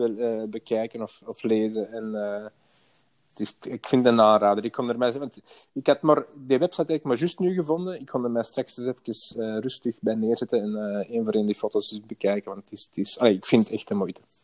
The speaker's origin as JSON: {"language": "Dutch", "town": "Antwerp", "region": "Flanders", "country": "Belgium", "moved": "as an adult", "lives_now": "Merksem, Belgium", "said": "ik kom van Antwerpen. Eh, ik, heb er vroeger gewoond"}